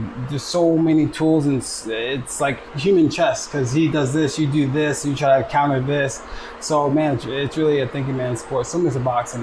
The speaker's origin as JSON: {"language": "English", "region": "New Jersey", "country": "United States", "also_born_or_lived": "Iowa", "moved": "as an adult", "said": "I'm originally from Jersey"}